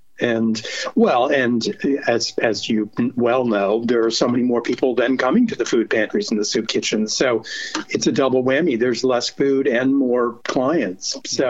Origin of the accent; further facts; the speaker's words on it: New York, United States; I'm a New Yorker.